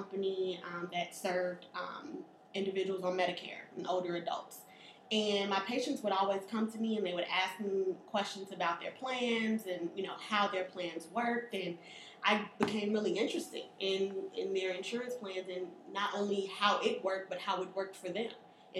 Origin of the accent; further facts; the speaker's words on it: Chicago, Illinois, United States; I was born and raised here in Chicago